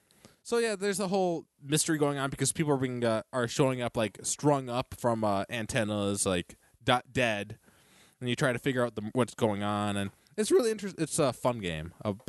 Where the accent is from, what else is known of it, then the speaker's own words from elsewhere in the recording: the South, United States; accent: southern; I try, but I'm just working my southern accent.